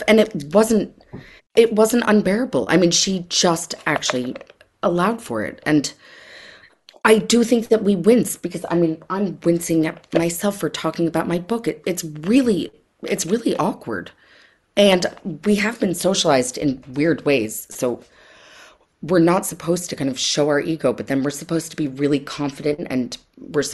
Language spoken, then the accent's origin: English; Connecticut, United States; I grew up in Connecticut